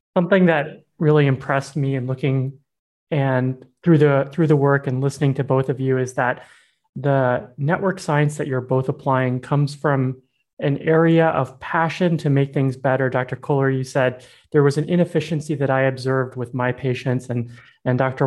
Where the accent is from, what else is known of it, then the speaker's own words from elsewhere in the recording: Yangon, Yangon Region, Myanmar; moved away; I grew up in Myanmar. That I spent 11 years there